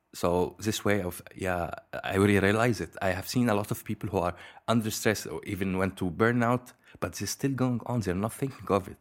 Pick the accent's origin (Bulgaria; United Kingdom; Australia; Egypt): Egypt; moved away as an adult; now in Belgium; I'm originally from Egypt.